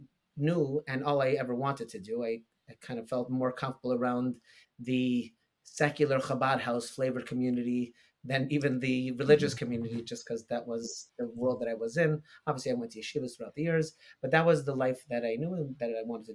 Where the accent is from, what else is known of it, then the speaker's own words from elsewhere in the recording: Long Beach, California, United States; moved away as an adult; now in Peabody, United States; I come from a background of shluchim. I grew up on shluchas in Long Beach, California, my whole life.